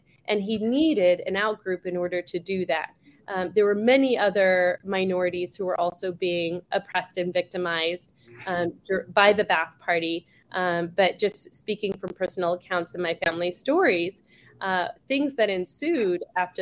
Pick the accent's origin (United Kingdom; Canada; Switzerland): Canada; now in Scottsdale, United States; my family is Jewish Iraqi, and I was born in Canada